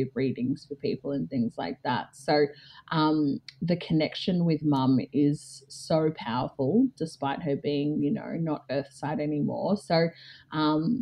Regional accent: Melbourne, Victoria, Australia; moved away as an adult; now in Geelong, Australia; grew up in like suburban Melbourne as like the only black kid

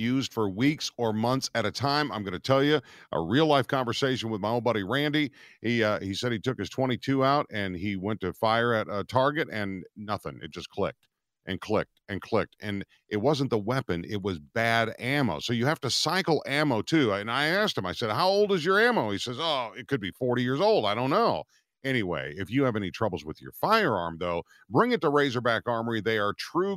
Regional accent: Minnesota, United States; I grew up in Minnesota

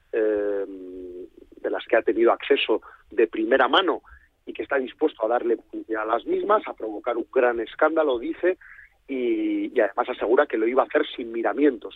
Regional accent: Catalonia, Spain; soy catalán

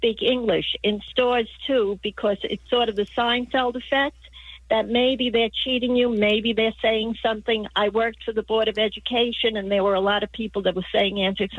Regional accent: New York, United States; now in Glendale, United States; I am from New York

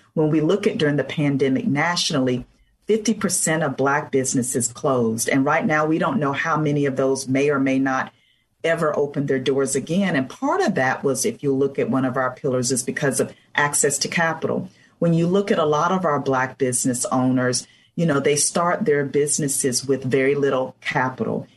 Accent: Blackshear, Georgia, United States; moved away as an adult; also born or lived in Atlanta, Georgia; I was born and raised in a very small town in South Georgia, Blackshear, Georgia, that most folks have not heard

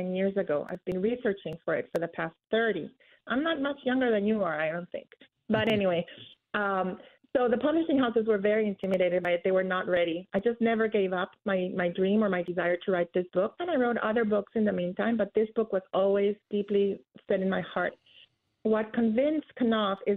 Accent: Guatemala; moved away; also born or lived in Philadelphia, United States; I was born in the United States in Philadelphia, but I moved to Guatemala when I was 5 years old, where my family was from

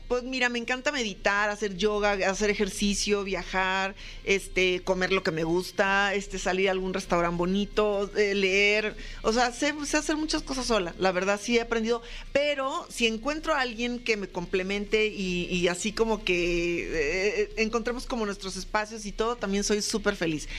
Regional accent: Lagos de Moreno, Jalisco, Mexico; moved away; also born or lived in León, Guanajuato; yo estuve, muchos años estuve en Guanajuato, sí me siento como de león realmente, ahí estuve en mi carrera, estudié comunicación, aparte de la actuación, este, pero en, realidad yo nací en Lagos de Moreno, mucha gente no sabe, pero yo soy de jalisciense.

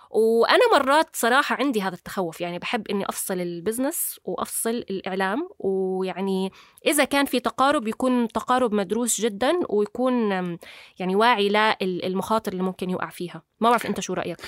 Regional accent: Jordan; عندنا بالاردن

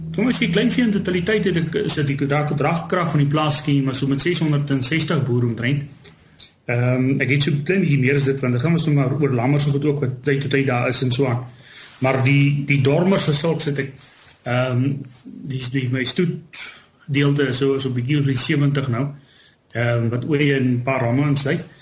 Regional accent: south of Keetmanshoop, ǁKaras, Namibia; also born or lived in Windhoek, Namibia / near Mariental, Namibia; die syde, syd van Keetmans, daar's waar ek groot geword

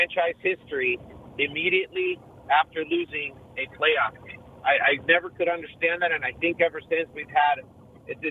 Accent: Tijuana, Baja California, Mexico; now in San Diego, United States; I'm from Tijuana, Mexico

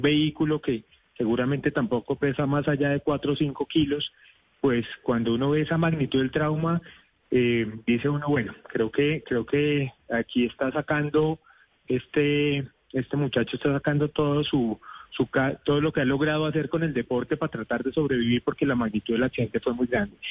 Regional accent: Colombia; como cualquier colombiano

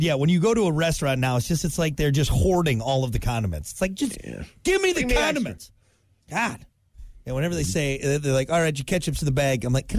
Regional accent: Wisconsin, United States; moved away; I am from Wisconsin

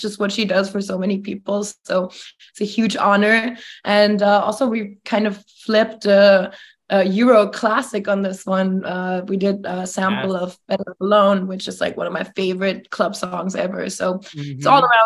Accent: Germany; moved away as an adult; now in Los Angeles, United States; I'm from Germany. I was born and raised there. I moved to LA at 19.

